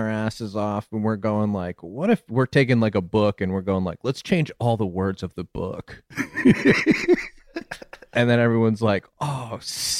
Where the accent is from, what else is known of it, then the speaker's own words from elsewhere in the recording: New Haven County, Connecticut, United States; I'm New Haven County